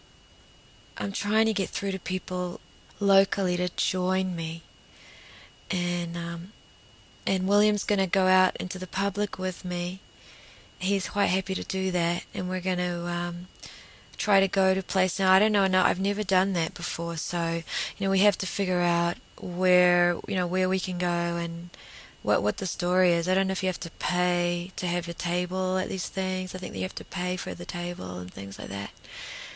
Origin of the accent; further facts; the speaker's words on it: New Zealand; we're more English over here.